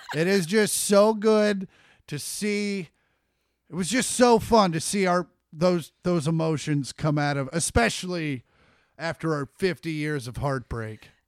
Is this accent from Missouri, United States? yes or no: yes; Kansas City, Missouri, United States; I'm also from Kansas City.